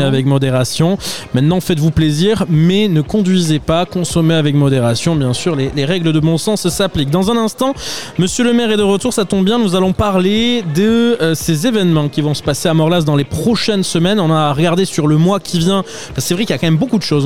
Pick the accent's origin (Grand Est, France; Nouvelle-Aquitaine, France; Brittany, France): Nouvelle-Aquitaine, France; Pau; je suis béarnais depuis ma naissance. Je suis né à Pau.